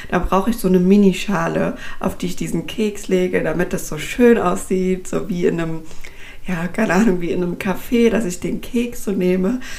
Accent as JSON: {"language": "German", "town": "Frankfurt", "region": "Hesse", "country": "Germany", "said": "Ich komme jetzt aus Frankfurt, das heißt bei uns ähm, ist das jetzt beispielsweise um die alte Oper rum"}